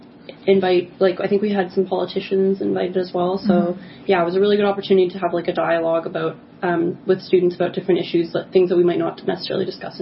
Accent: Whitby, Ontario, Canada; moved away as an adult; now in Ottawa, Canada; I'm originally from Whitby, Ontario, so this is my fourth year living in Ottawa.

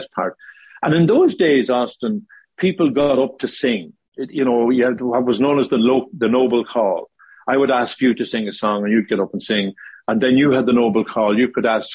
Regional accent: Ballyshannon, Ulster, Ireland; also born or lived in Bundoran; I'm from Ballyshannon, but Bundoran was where we spent most of our teenage years

